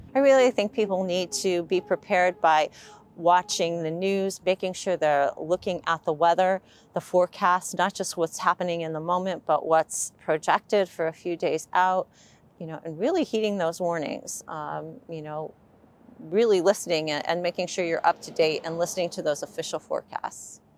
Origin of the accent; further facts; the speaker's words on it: Swartzville, Pennsylvania, United States; We are in Swartzville, Pennsylvania, um, and I grew up here.